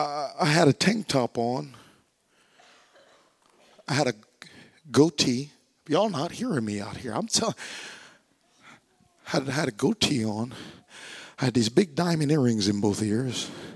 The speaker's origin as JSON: {"language": "English", "region": "Louisiana", "country": "United States", "tie": "born or raised there", "said": "I was born and raised in Louisiana for 18 years. I don't have a Louisiana accent"}